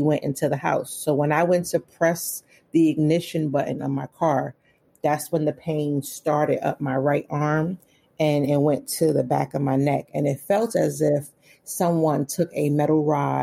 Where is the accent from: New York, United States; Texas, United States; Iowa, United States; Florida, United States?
New York, United States; New York City; born or raised there; moved away as an adult; also born or lived in Philadelphia, Pennsylvania; now in Waldorf, United States